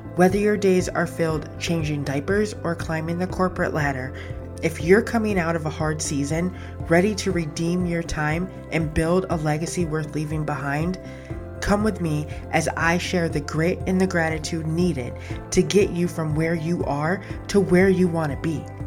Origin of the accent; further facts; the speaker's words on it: Buffalo, New York, United States; moved away; I was born in Buffalo.